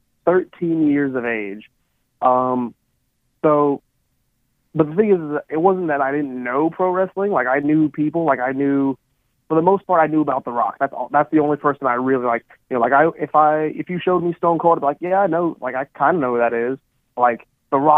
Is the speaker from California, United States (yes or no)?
yes; Palmdale, California, United States; moved away as an adult; also born or lived in Illinois; now in Indiana, United States; So I grew up in Southern California. I grew up in a town called Palmdale